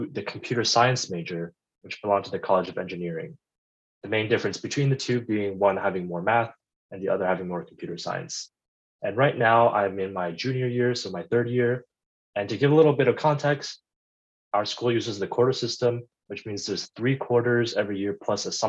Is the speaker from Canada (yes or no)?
yes; Ottawa, Ontario, Canada; moved away as an adult; now in Los Angeles, United States; I am Canadian. I grew up in Ottawa. It's also where I went to high school